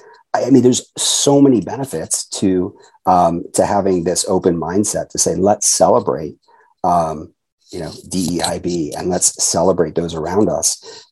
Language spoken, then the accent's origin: English; Japan; born there; And so I had 44 years going back to when I was born in Japan, this idea that, again, differences are to be celebrated and cherished.